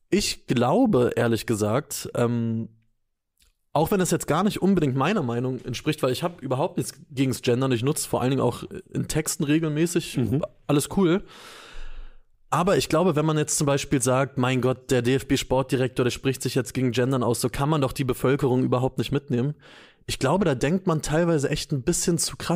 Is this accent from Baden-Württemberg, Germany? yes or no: no; Lower Saxony, Germany; ich komme komm